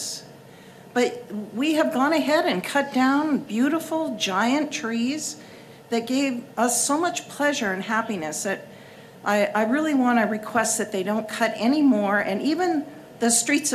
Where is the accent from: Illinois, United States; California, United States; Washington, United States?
Washington, United States; Seattle; moved away as an adult; also born or lived in Japan / India; now in Shoreline, United States; I was born in Seattle and raised there